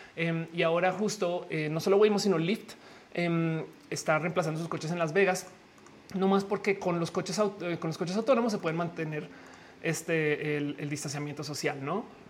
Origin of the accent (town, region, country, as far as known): Mexico